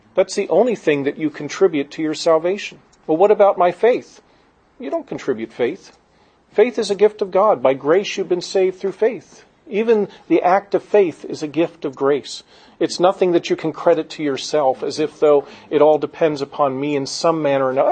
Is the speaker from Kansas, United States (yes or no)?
no; Gettysburg, Pennsylvania, United States; I grew up in Gettysburg, Pennsylvania